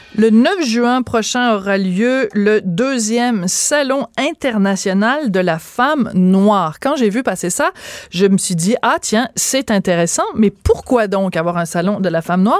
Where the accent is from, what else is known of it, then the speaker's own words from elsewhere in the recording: Quebec, Canada; on est tous des Québécois